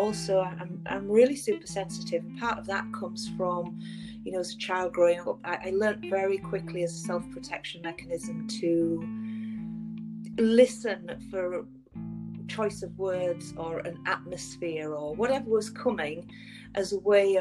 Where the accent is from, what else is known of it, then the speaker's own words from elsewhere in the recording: England, United Kingdom; moved away as an adult; now in Vancouver, Canada; I'm originally from England, and I emigrated here 10 years ago